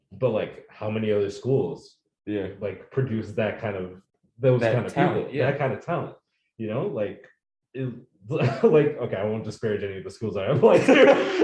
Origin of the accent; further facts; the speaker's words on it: United States; also born or lived in Bellingham, Washington; I was born in America and I've lived here all my life